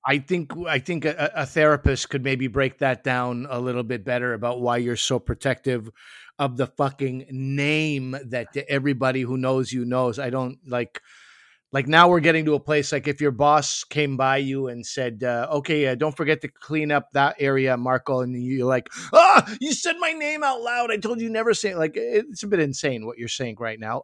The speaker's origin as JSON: {"language": "English", "region": "Quebec", "country": "Canada", "said": "I come from Quebec. I come from French Canada."}